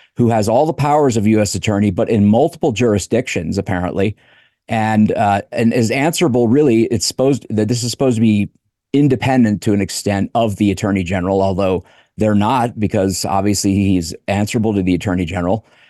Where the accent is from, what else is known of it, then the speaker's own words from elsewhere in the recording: United States; also born or lived in Colorado; as an American